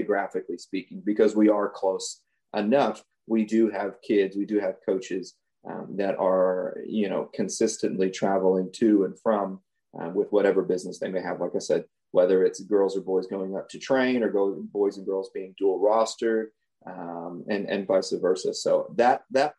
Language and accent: English; Henderson, Texas, United States; moved away as an adult; also born or lived in Houston, Texas; I'm actually from East Texas, a very, very, very small town of Henderson.